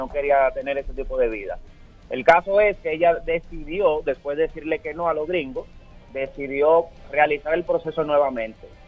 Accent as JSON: {"language": "Spanish", "country": "Venezuela", "moved": "as an adult", "lives_now": "Dominican Republic", "said": "Yo soy venezolano, eh, resido ya aquí siete años en la República Dominicana."}